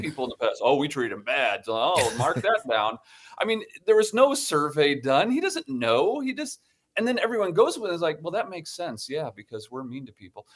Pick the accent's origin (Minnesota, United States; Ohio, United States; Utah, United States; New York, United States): Ohio, United States; Toledo; moved away; I grew up in Ohio, um, and, uh, in Toledo, Ohio